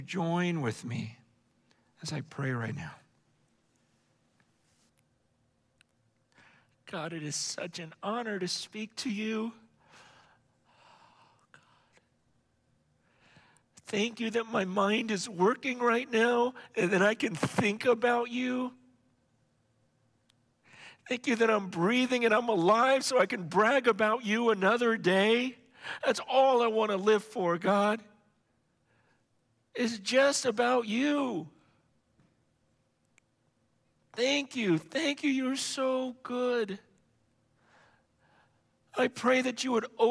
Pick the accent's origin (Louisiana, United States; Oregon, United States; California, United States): California, United States; Stockton; also born or lived in San Francisco / Hong Kong; Then I came back to the States, we're living in Stockton.